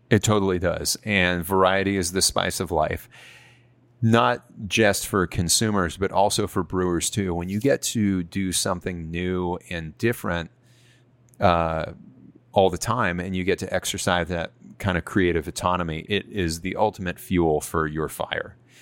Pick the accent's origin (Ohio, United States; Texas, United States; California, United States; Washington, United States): California, United States; San Francisco Bay Area; also born or lived in Santa Barbara; I grew up in the San Francisco Bay Area, surrounded by craft beer.